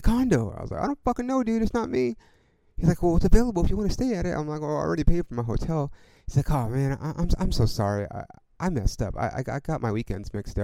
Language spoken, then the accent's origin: English; Ontario, California, United States; moved away as an adult; also born or lived in Hollywood, Los Angeles / East Los Angeles / Upland / San Bernardino; now in Los Angeles, United States; Then we moved to Ontario And I lived in Ontario until I graduated high school.